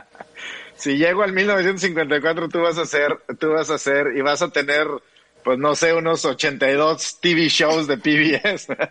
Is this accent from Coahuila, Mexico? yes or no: yes; Piedras Negras, Coahuila, Mexico; crecí en, en Piedras Negras, Coahuila, con Texas